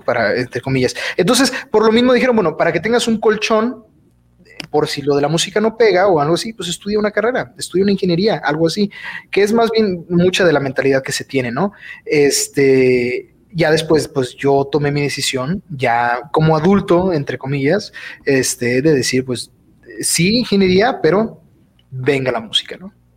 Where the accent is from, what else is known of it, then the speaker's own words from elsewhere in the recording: Durango, Mexico; soy de Durango, Durango, este, orgullosamente de, aquí del estado de Durango